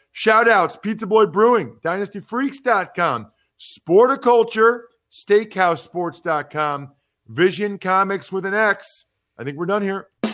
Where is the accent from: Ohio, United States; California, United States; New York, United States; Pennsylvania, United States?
Pennsylvania, United States; I'm from Pennsylvania